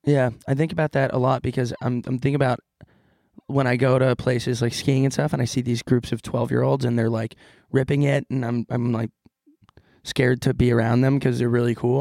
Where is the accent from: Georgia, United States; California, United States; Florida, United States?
California, United States